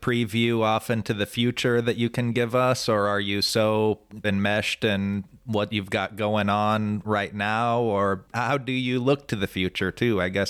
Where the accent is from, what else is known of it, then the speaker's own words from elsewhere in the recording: Omaha, Nebraska, United States; I grew up in Northwest O by there